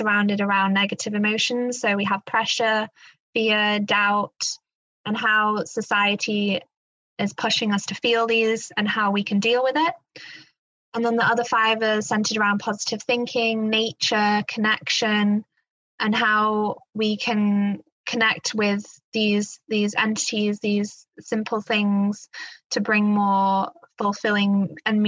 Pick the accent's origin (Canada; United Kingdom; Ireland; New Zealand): United Kingdom; England; now in Black Forest, Germany; I was brought up in England, but my grandparents lived in the Black Forest, where I now live